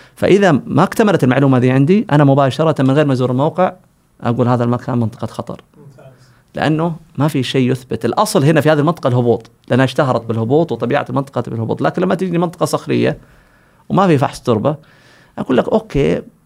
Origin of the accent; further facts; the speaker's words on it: Saudi Arabia; عندنا في السعودية